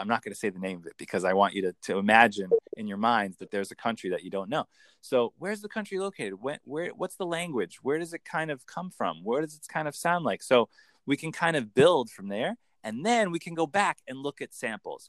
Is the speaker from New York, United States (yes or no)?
yes; New York, United States; I'm a Yankee from New York